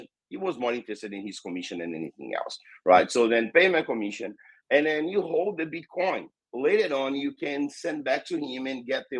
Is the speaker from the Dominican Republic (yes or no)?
no; Brazil; first language Portuguese; English is a second language; I'm from Brazil, and here in Brazil we speak Portuguese, so English is not our native language. So I'll try my best to speak English. But yeah, I born in Brazil.